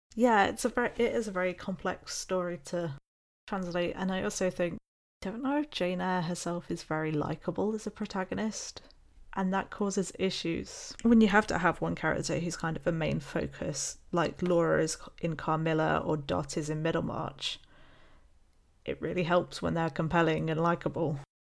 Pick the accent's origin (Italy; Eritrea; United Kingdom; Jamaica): United Kingdom; being British